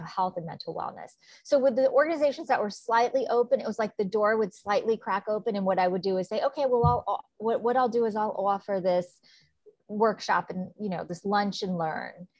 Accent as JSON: {"language": "English", "region": "New York", "country": "United States", "said": "I'm from New York. So I did a lot of traveling back and forth."}